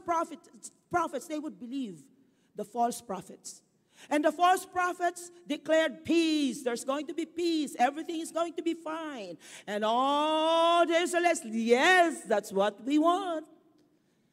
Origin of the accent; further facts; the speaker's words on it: Bicol Region, Philippines; moved away; in my hometown, in Bicol